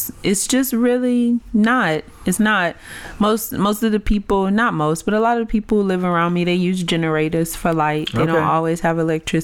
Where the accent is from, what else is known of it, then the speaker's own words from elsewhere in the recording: United States; moved away as an adult; now in Nigeria; I'm from the West, and I am in a pretty remote community